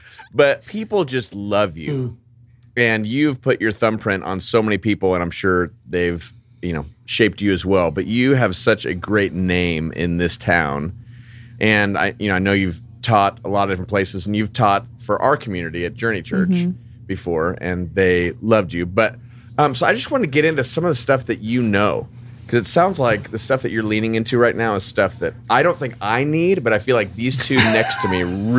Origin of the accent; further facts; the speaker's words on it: California, United States; now in Franklin, United States; I'm from the California